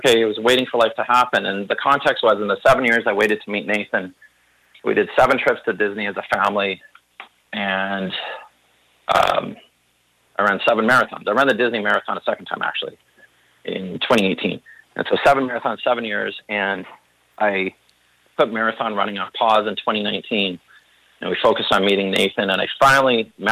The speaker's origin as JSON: {"language": "English", "country": "Canada", "said": "as a Canadian"}